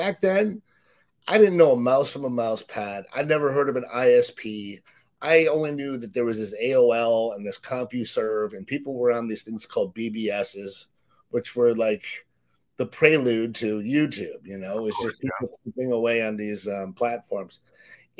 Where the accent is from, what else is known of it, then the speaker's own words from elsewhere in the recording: Cleveland, Ohio, United States; moved away as an adult; now in San Diego, United States; I grew up in Cleveland, Ohio, very much like PDina. I'm from Ohio, got that Midwestern upbringing and work ethic